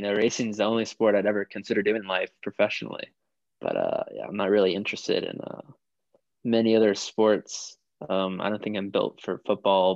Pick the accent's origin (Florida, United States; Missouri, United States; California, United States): Florida, United States; Miami; now in North Carolina, United States; I'm from Miami